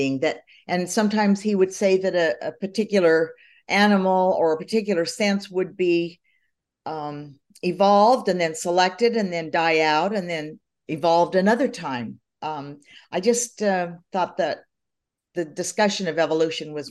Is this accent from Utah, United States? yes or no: yes; Cedar City, Utah, United States; moved away; I grew up in Cedar City, Utah, where everything was like 99% Mormon